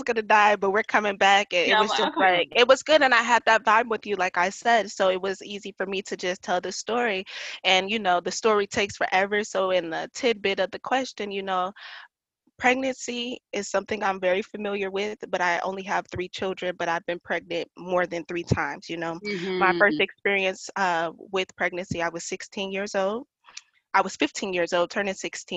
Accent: Detroit, Michigan, United States; moved away as an adult; also born or lived in Yuma, Arizona; now in Phoenix, United States; I'm from Detroit, Michigan. I moved from Detroit, Michigan in 2012

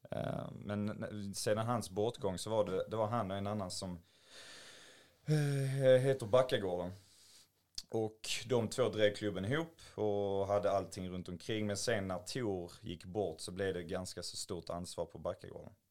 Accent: Höllviken, Skåne, Sweden; men jag och en polare, min bästa polare då, vi kom ju från Höllviken.

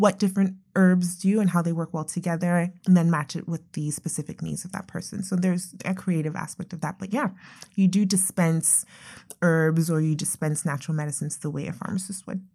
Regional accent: Nigeria; moved away; I'm originally from Nigeria

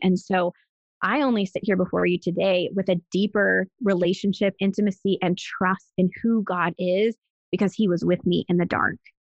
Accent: Pittsburgh, Pennsylvania, United States; moved away as an adult; also born or lived in Arizona / Texas; I was born and raised in Pittsburgh, Pennsylvania, and I lived there up until I was 21.

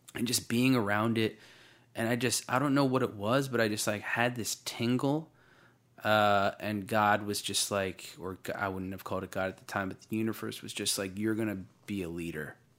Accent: Waretown, New Jersey, United States; also born or lived in Bridgeport, Connecticut; my grandfather had a summer house in a little town called Waretown, uh, outside of Long Beach Island, New Jersey, in, uh, the southern, southeastern part of New Jersey, uh, for anyone that knows that area. And, uh, I, I grew up there

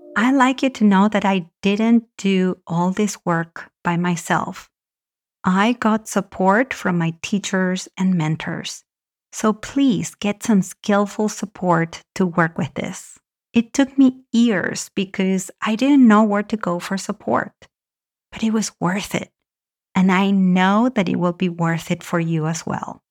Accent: Argentina; moved away; I grew up in Argentina

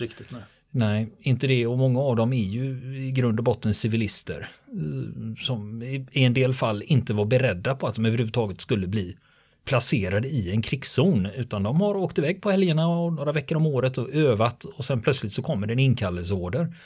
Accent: Sweden

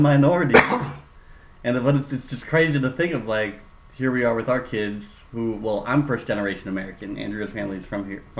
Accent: Philippines; That's just me being Filipino.

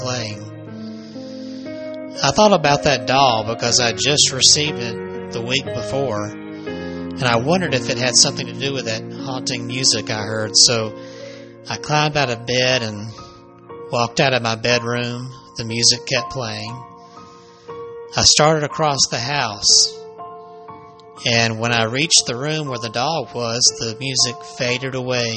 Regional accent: Alabama, United States; my home state of Alabama

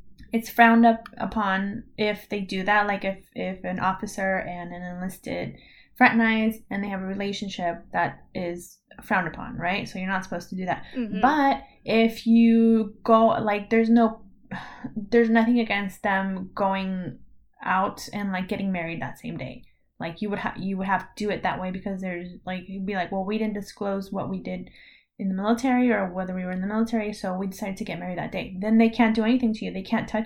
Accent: United States; my stupid American card

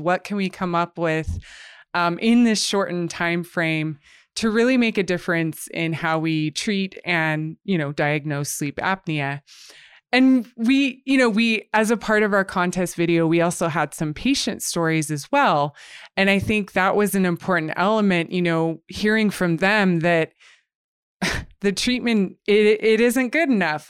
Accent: United States; moved away as an adult; now in Canada; I'm actually from the U S, but I've lived here for the past six years

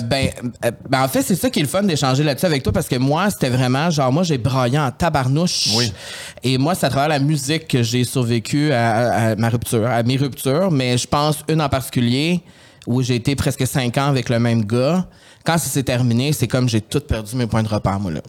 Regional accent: Portneuf, Quebec, Canada; moved away as an adult; also born or lived in Saint-Hyacinthe; je suis parti de Port-Neuf à 18 ans pour venir à sainte là

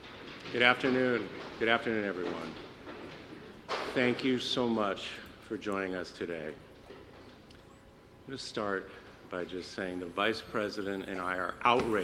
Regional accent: United States; I'm honored to be with all of you today as an American, as a patriot who loves this country, but also as a Jew.

